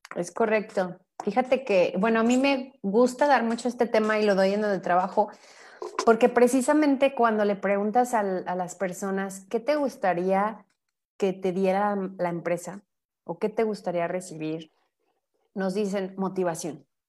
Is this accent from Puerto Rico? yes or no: no; Mexico; somos mexicanos por una cuestión cultural bien importante